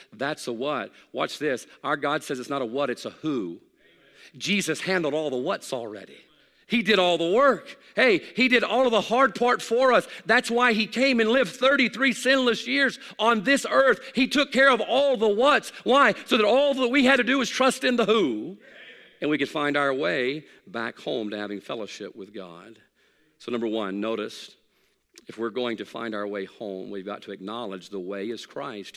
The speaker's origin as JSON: {"language": "English", "town": "Hattiesburg", "region": "Mississippi", "country": "United States", "tie": "born or raised there", "said": "I grew up in South Mississippi. I was born in Hattiesburg"}